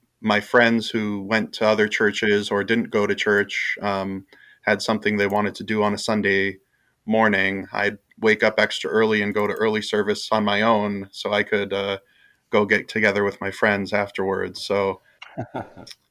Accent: Los Angeles, California, United States; moved away; also born or lived in Minnesota / Bloomington, Minnesota; I was born in Minnesota, but we moved to Los Angeles when I was about 4 years old. And that's where I also went to Lutheran grade school from second through sixth grade.

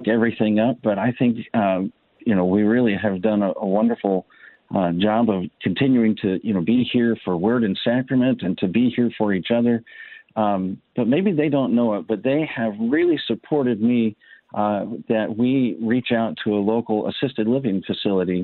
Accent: Liberty, Missouri, United States; also born or lived in Tampa Bay, Florida; now in Tampa, United States; I grew up in Missouri in Liberty, which is in the Kansas City area

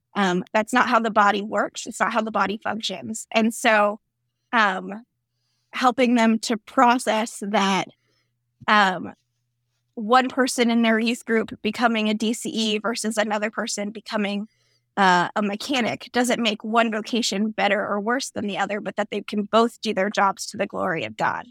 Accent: Florida, United States; I grew up in Florida

